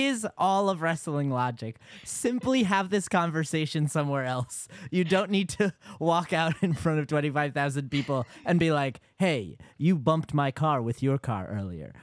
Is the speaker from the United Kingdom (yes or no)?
no; Yonkers, New York, United States; I'm from Yonkers